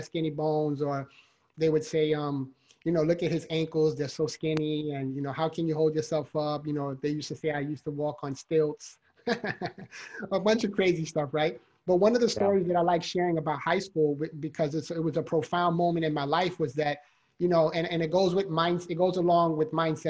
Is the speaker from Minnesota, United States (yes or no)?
no; New York City, New York, United States; I was born and raised in the Bronx, New York. So I'm a city boy